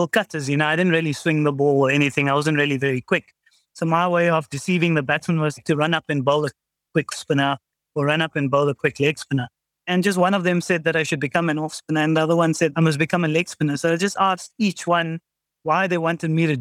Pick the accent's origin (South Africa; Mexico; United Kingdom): South Africa; growing up in South Africa